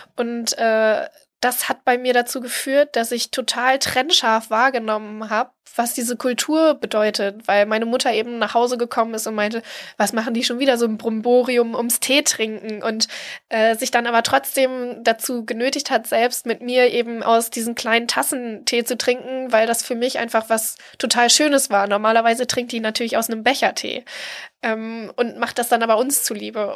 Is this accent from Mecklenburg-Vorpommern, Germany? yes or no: no; East Frisia, Lower Saxony, Germany; now in Hamburg, Germany; in Ostfriesland, wo ich herkomme